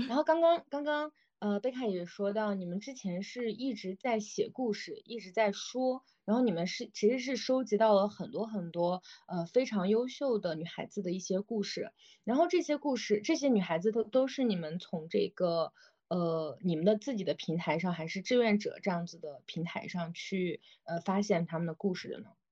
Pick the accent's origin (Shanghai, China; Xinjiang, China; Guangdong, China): Xinjiang, China; moved away; 我来自新疆嘛，我也是一个比较偏远的